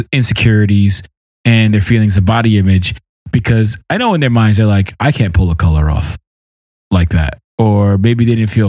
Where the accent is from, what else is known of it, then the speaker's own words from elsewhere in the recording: New York City, New York, United States; I was from Brooklyn.